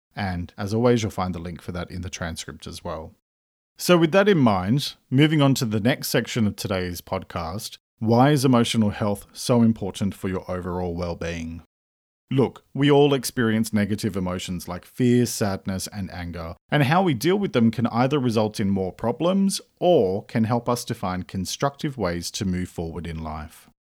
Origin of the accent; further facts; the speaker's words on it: Australia; I'm an Australian writer